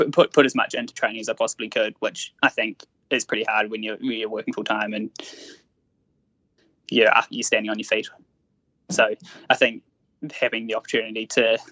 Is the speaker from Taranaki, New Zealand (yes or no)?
yes; Taranaki, New Zealand; I grew up down in Taranaki